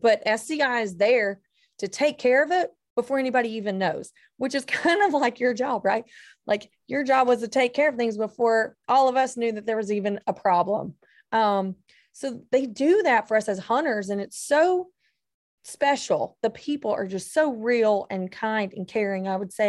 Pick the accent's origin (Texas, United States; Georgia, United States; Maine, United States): Georgia, United States; North; being from North Georgia, and everybody in my circle was a hunter.